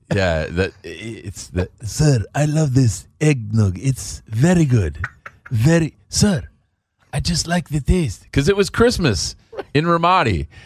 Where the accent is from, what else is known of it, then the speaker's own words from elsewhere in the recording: Chicago, Illinois, United States; I grew up in Chicago